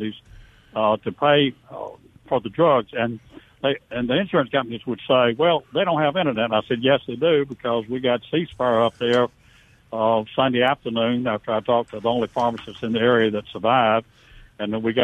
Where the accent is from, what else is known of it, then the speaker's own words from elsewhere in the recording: Vicksburg, Mississippi, United States; I'm from Vicksburg, so I knew a lot of the people in the area